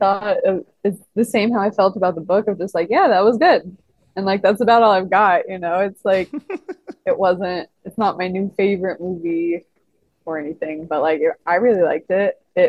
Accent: Arizona, United States; growing up in Arizona

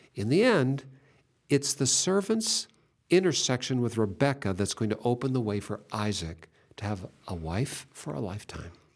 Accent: Seattle, Washington, United States; I was born in Seattle

